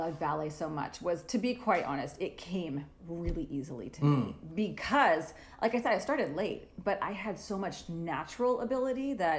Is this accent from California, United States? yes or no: no; Texas, United States; also born or lived in Florida / McKinney, Texas / New York City; I was born in Florida, but I don't have many memories of that. We moved to Texas when I was really little.